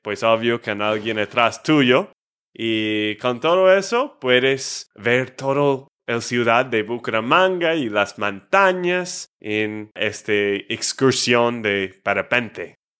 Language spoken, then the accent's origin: Spanish; Texas, United States; de Texas, Estados Unidos